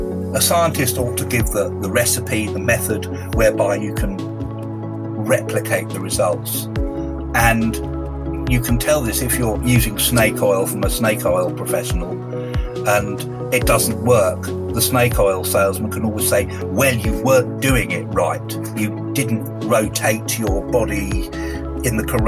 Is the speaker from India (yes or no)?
no; United Kingdom; being a Brit